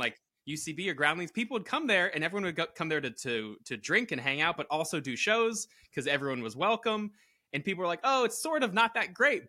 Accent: Connecticut, United States; also born or lived in Florida; now in Los Angeles, United States; Connecticut originally

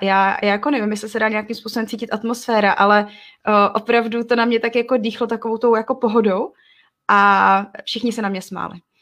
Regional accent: Czechia; also born or lived in Togo; jako Češka

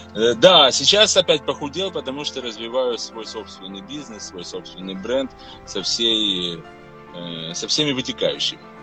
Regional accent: Odesa, Odesa Oblast, Ukraine; род перекочевал частично в Одессу, и я родился, можно сказать, на Одесском коньячном заводе

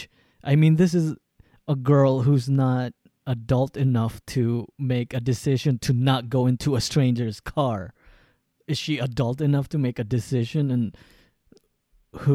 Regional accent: United States; as an American

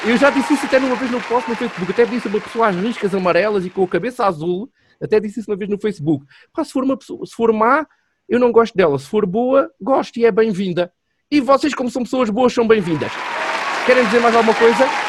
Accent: Portugal; conhecer Portugal de ponta a ponta, como era o meu país

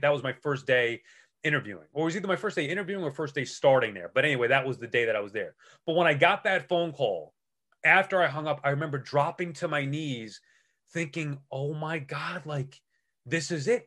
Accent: Long Island, New York, United States; I'm from Long Island

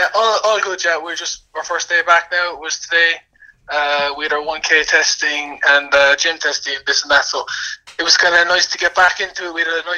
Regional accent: West Cork, Munster, Ireland; moved away as an adult; I'm from West Cork myself

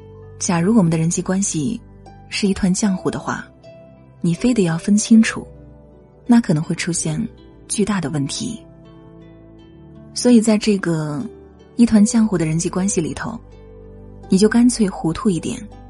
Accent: China; 作为中国人，我们都知道中国式的生存智慧

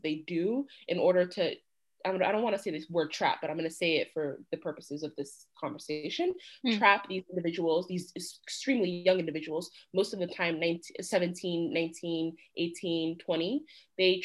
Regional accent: United States; as an American

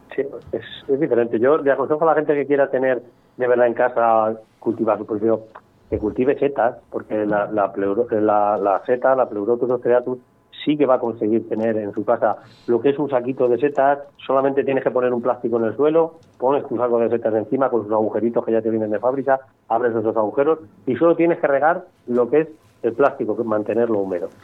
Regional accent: Cuenca, Castilla-La Mancha, Spain; yo soy de Cuenca

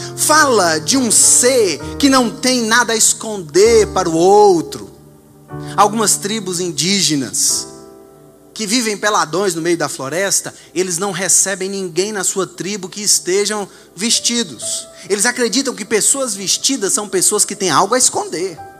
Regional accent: Vitória da Conquista, Bahia, Brazil; nós somos brasileiros brasileiros, tupiniquins, dessa terra aqui, de Vitória da Conquista

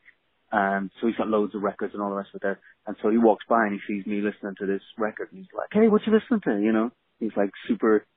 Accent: Dublin, Leinster, Ireland; moved away as an adult; also born or lived in Los Angeles; I grew up in Dublin

